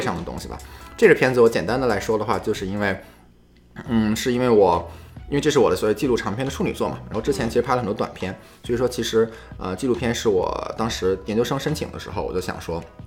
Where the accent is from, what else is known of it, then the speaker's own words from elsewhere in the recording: China; now in United States; 我作为中国人在美国